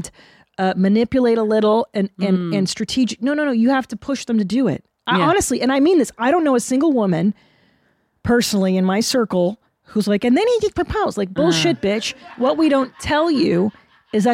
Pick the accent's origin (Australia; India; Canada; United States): Canada; I was born in Canada.